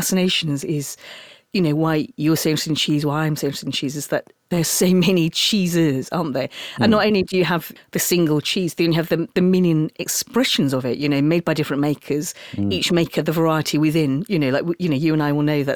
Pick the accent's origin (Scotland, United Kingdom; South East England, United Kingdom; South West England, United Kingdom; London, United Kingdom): London, United Kingdom; also born or lived in York; as a Londoner